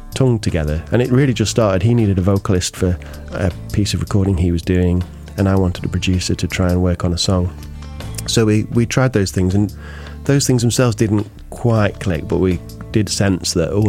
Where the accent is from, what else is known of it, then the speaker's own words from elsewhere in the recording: Derbyshire, East Midlands, United Kingdom; also born or lived in Cheltenham; I grew up in Derbyshire. I was actually born in Cheltenham down south, but from being a baby lived in Derbyshire